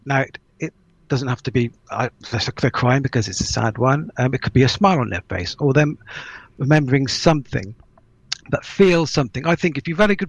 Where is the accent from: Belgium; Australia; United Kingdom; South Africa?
United Kingdom; Melksham, South West England; also born or lived in Trowbridge; I grew up in Melksham, which is just further down the road. So I'm very local.